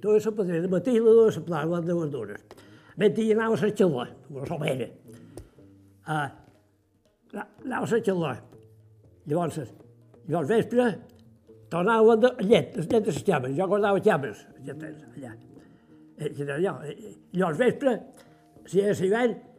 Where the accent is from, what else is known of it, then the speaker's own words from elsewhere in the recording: Sant Macià, Balearic Islands, Spain; jo ja vaig néixer aquí a Sant Macià